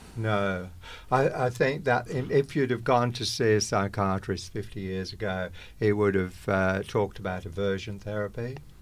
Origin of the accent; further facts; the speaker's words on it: England, United Kingdom; moved away as an adult; now in Australia; I was born in England, came to Australia in nineteen sixty-six.